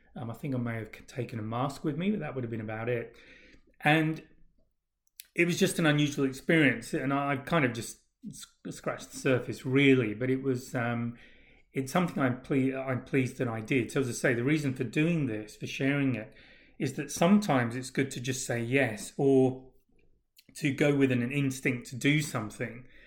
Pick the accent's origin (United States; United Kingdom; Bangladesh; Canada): United Kingdom; England; moved away; also born or lived in Australia; being English